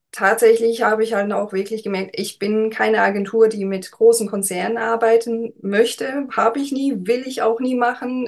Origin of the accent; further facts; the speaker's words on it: Heidelberg, Baden-Württemberg, Germany; moved away as an adult; now in Warnemünde, Germany; ursprünglich komme ich ja aus äh, Heidelberg oder aus der Nähe von Heidelberg.